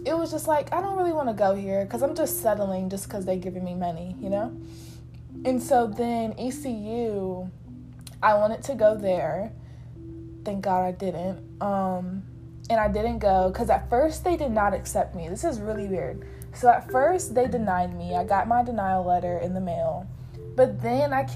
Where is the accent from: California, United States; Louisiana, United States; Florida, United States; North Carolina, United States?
North Carolina, United States; Fayetteville; I'm from Fayetteville